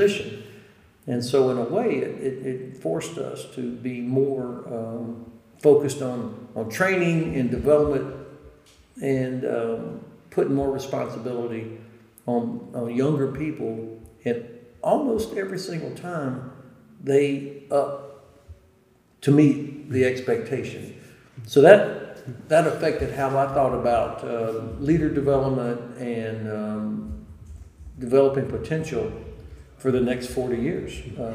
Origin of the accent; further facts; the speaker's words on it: Tallahassee, Florida, United States; moved away as an adult; also born or lived in Germany; I grew up in North Florida near Tallahassee